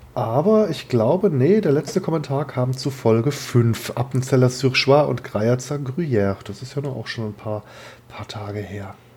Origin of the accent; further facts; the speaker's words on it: Germany; also born or lived in Kehl; ich als Deutscher